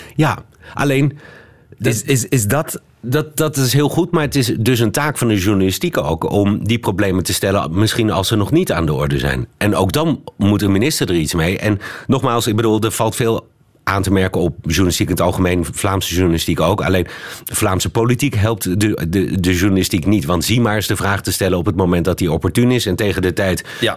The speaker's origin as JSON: {"language": "Dutch", "country": "Netherlands", "moved": "yes", "lives_now": "Belgium"}